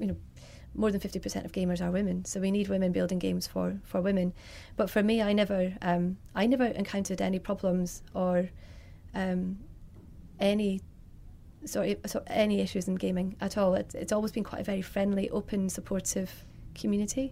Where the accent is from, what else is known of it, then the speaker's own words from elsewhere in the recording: Scotland, United Kingdom; moved away as an adult; also born or lived in London; I'm from Scotland originally. Then I moved down to London in 2005